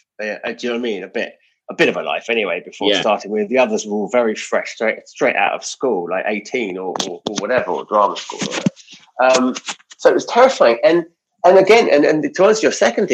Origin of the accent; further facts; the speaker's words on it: United Kingdom; we're British